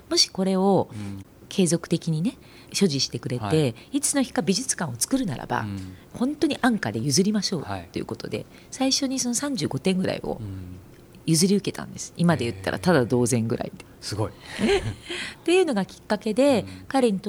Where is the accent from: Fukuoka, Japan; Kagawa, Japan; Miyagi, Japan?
Miyagi, Japan; Ishinomaki; born there; 城県で生まれ石巻で生まれてるんですけども